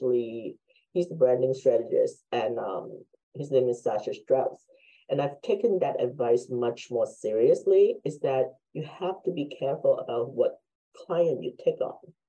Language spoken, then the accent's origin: English; Hong Kong; now in United States; I'm Chinese from Hong Kong, been in the States forever